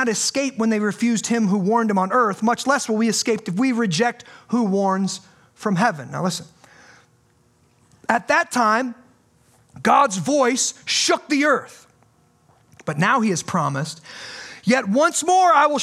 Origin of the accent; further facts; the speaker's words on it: United States; I'm an American. I'm proud to be an American